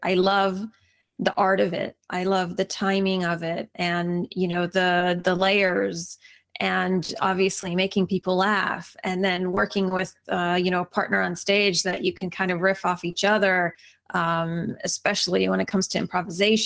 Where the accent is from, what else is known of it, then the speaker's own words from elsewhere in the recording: Atlanta, Georgia, United States; also born or lived in St. Paul, Minnesota; now in Los Angeles, United States; I actually grew up, most of the time that I grew up was in Atlanta, Georgia